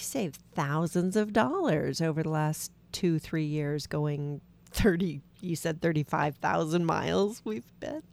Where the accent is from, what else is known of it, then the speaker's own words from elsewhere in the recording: Washington, United States; We're from Washington State